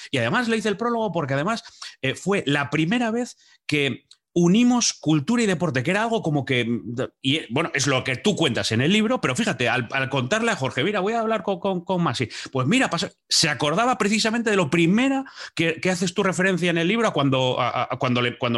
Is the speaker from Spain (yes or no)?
yes; Asturias, Spain; Claro, para los que somos asturianos sabemos dónde está Ujo, sabemos lo que es Ujo